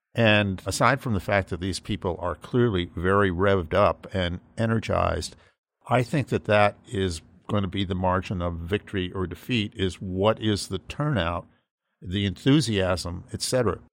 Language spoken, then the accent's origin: English; Massachusetts, United States; moved away; I grew up in Massachusetts